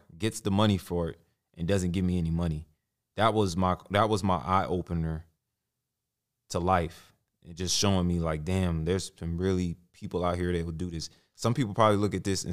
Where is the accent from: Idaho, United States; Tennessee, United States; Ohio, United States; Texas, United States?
Texas, United States; Arlington; Graduated high school, Arlington, Sam Houston